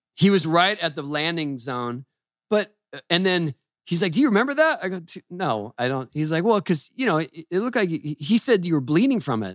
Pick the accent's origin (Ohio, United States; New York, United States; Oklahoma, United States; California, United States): California, United States; San Diego; I grew up in San Diego